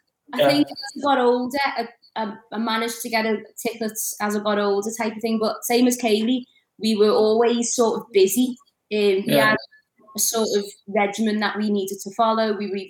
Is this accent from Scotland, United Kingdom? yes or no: no; Liverpool, North West England, United Kingdom; also born or lived in Manchester; My dad is from Manchester. And I was born in Liverpool, but I moved to Manchester when I was about three until I was about nine.